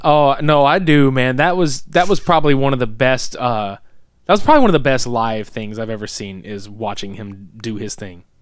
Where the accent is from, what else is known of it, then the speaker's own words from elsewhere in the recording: the South, United States; we're from the South